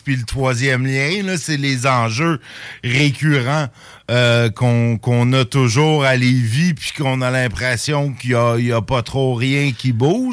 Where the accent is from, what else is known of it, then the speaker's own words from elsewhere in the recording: Saint-Jérôme, Quebec, Canada; now in Lévis, Canada; Ma ville natale de Saint-Jérôme